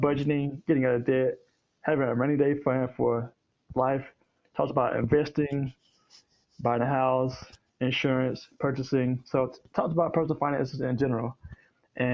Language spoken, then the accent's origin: English; South Carolina, United States; moved away as an adult; now in Hendersonville, United States; I'm from South Carolina, but I've been in Tennessee for about 7 years.